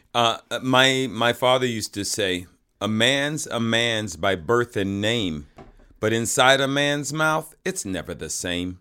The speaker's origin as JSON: {"language": "English", "town": "Fayetteville", "region": "Georgia", "country": "United States", "also_born_or_lived": "Atlanta, Georgia", "moved": "yes", "lives_now": "Los Angeles, United States", "said": "I'm from Fayetteville, Georgia, outside of Atlanta"}